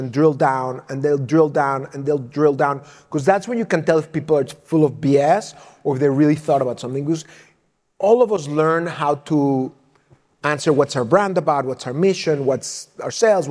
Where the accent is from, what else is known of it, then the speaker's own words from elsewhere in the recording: Mexico City, Mexico; moved away; also born or lived in San Antonio, Texas; I was raised in Mexico City